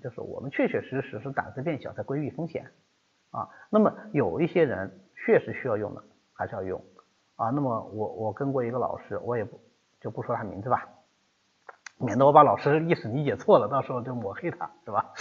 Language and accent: Chinese; China; 这是我们中国人那个表达习惯